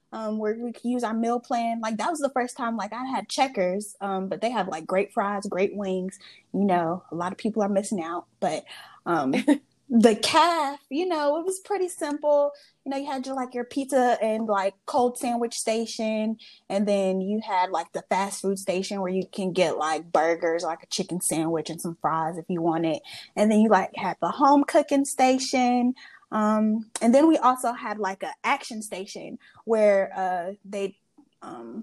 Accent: Charlotte, North Carolina, United States; growing up in the immediate Charlotte area

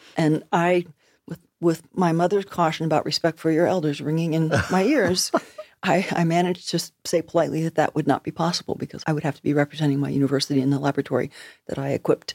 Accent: United States; moved away as an adult; also born or lived in Nova Scotia, Canada; I'm an American, but I'm living in Nova Scotia

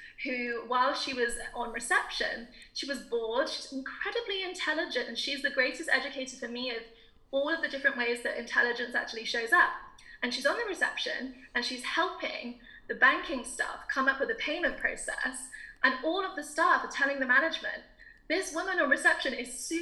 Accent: south of England, United Kingdom; I grew up in a very, very conventionally British town in the south of England, because my mum's bank transferred her there

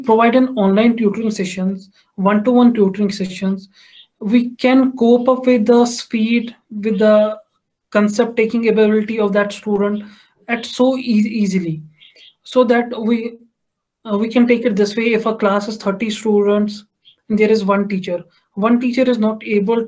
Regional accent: Jammu and Kashmir, India; I'm from Kashmir

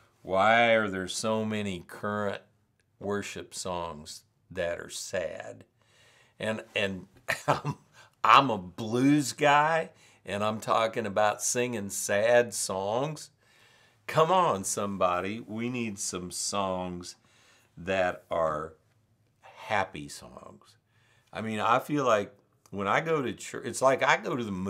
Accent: Missouri, United States; I'm from Missouri. We live in the show me state.

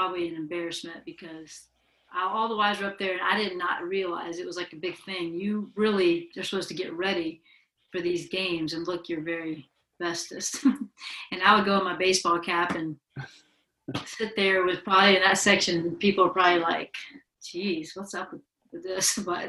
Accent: the South, United States; moved away; growing up in the South

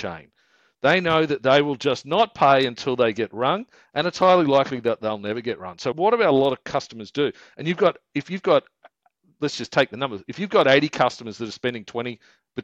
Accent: Queensland, Australia; we're from Queensland

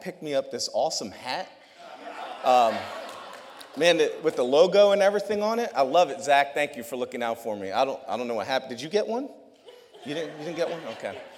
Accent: New York, United States; New York.

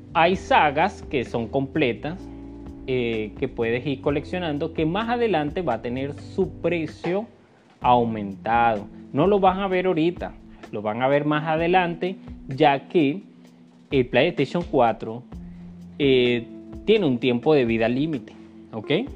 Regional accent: Venezuela; acá en mi país, en Venezuela

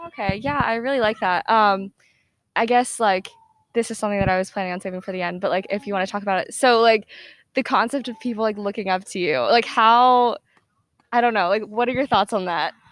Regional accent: Atlanta, Georgia, United States; I'm from Atlanta

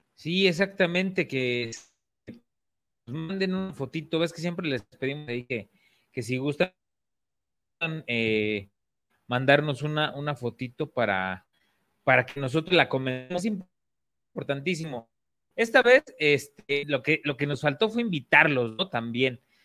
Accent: Mexico; tenemos como mexicanos

